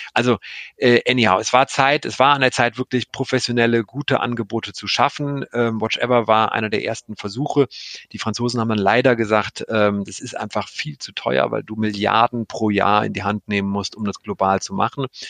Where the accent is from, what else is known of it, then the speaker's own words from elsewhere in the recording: Cologne, North Rhine-Westphalia, Germany; ich komme ja aus Köln